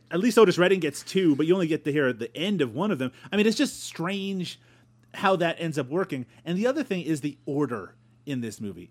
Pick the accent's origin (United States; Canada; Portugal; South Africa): Canada; Newfoundland and Labrador; also born or lived in Ontario; now in Peterborough, Canada; I grew up in Newfoundland